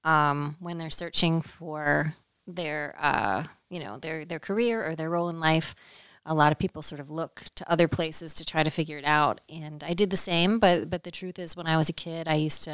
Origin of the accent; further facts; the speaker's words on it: Westminster, Maryland, United States; I grew up in Maryland. I'm from Westminster, Maryland, which is about an hour north of Baltimore, out in Carroll County